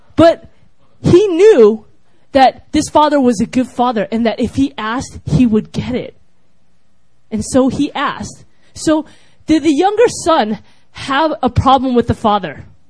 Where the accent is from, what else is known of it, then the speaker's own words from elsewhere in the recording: United States; I was from America